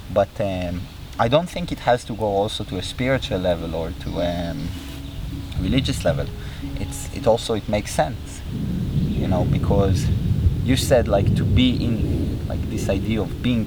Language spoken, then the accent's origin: English; Israel; growing up in Israel, which is a country very, very connected to religion